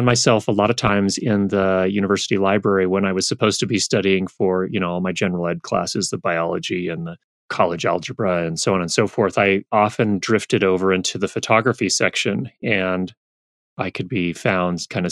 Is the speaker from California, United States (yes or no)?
yes; Thousand Oaks, California, United States; also born or lived in Northridge, California; My parents moved to a place called Thousand Oaks, which is a suburb to the north of Los Angeles, when I was two. So I grew up in that area